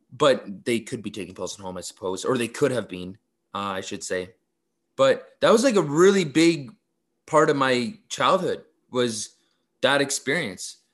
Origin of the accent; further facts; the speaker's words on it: Mississauga, Ontario, Canada; I grew up in Mississauga